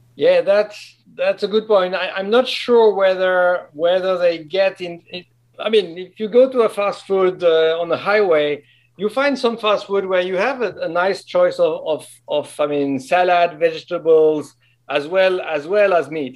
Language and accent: English; French-speaking Switzerland, Romandy, Switzerland; moved away; I'm from the French of Switzerland